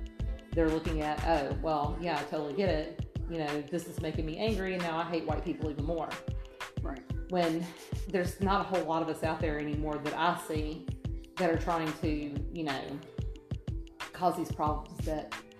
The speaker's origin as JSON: {"language": "English", "town": "Atlanta", "region": "Georgia", "country": "United States", "tie": "born or raised there", "moved": "yes", "said": "I was raised in Atlanta"}